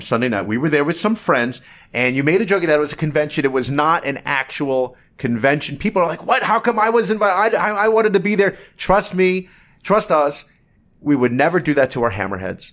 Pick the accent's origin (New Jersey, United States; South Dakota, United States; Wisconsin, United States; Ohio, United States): New Jersey, United States; Toms River; I was a kid growing up in Toms River, New Jersey